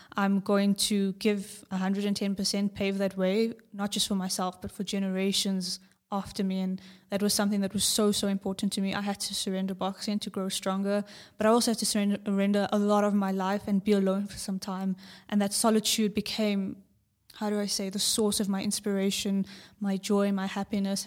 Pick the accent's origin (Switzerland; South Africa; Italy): South Africa; From South Africa